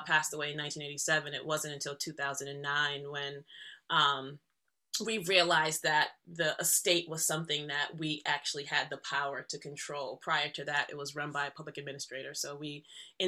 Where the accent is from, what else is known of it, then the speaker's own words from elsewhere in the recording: Boston, Massachusetts, United States; also born or lived in Jamaica; moving to Boston. My mom is from Boston